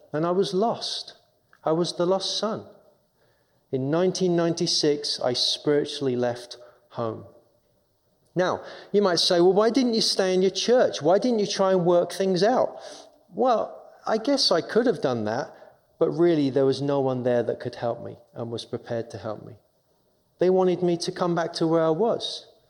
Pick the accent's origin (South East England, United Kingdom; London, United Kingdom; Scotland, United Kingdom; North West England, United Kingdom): London, United Kingdom; accent: English; moved away as an adult; now in Minnesota, United States; I'm from England. I'm born and raised in London